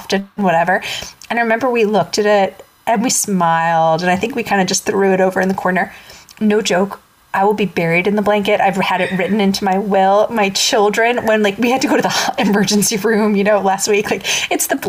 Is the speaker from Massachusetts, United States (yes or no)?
no; Long Island, New York, United States; moved away; growing up in Long Island